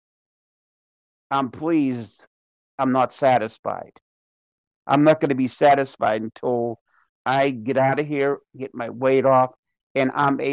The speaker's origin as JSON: {"language": "English", "town": "Pittsburgh", "region": "Pennsylvania", "country": "United States", "moved": "yes", "said": "I'm from Pittsburgh"}